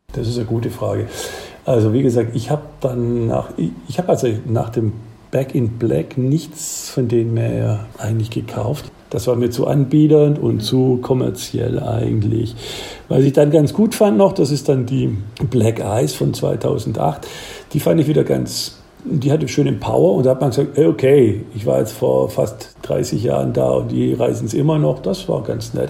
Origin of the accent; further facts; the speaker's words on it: Swabia, south of Ulm, Baden-Württemberg, Germany; now in Aachen, Germany; man hört ja, ich komme da aus dem Schwabenland und südlich von Ulm